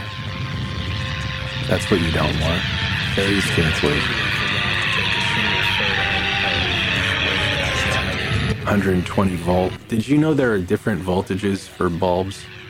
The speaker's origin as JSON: {"language": "English", "town": "Denver", "region": "Colorado", "country": "United States", "tie": "born or raised there", "also_born_or_lived": "Chicago", "moved": "yes", "said": "I grew up in Denver, which is one of the sunniest parts of the country"}